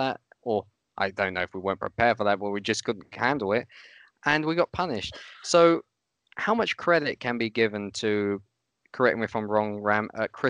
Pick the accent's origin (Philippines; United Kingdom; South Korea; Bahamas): United Kingdom; now in Austria; I, as a Brit